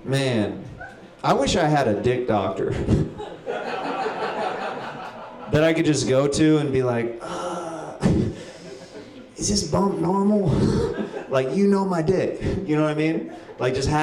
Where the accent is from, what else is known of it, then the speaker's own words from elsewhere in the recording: Kansas, United States; moved away; I moved away from Kansas